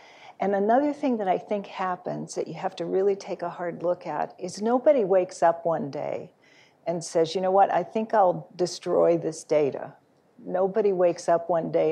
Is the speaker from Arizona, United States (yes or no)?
yes; Phoenix, Arizona, United States; I'm from Phoenix